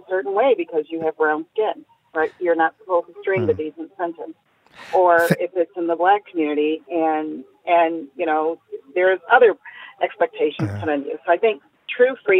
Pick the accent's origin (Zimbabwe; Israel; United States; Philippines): United States; Chicago, Illinois; moved away as an adult; I'm from the North. I'm from Chicago, and moving down to the South has been a little different.